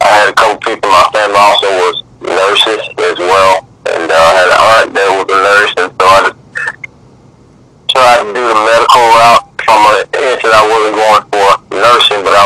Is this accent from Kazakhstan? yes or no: no; Columbus, Mississippi, United States; I'm born and raised in Columbus, Mississippi